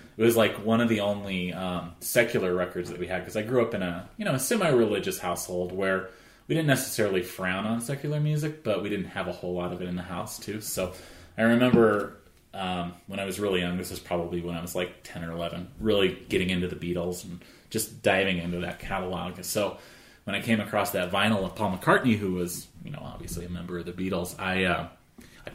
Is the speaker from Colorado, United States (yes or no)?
yes; Arvada, Colorado, United States; I grew up in Arvada. I'm from Colorado